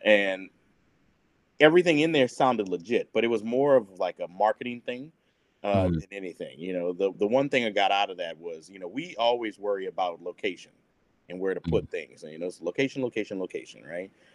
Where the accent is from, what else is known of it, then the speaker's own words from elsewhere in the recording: New Orleans, Louisiana, United States; moved away; I'm New Orleans proper.